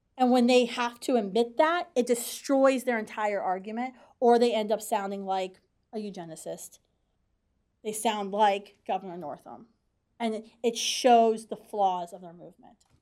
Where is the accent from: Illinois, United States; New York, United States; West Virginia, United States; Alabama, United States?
West Virginia, United States; now in Washington, D.C., United States; I grew up in West Virginia